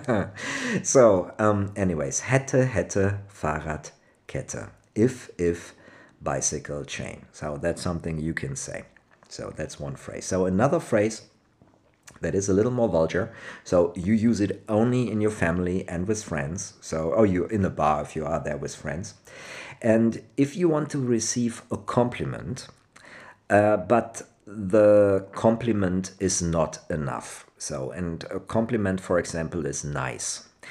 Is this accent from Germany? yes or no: yes; Cologne, North Rhine-Westphalia, Germany; English is a second language; I'm from Cologne. Cologne is Rhine Frankish area.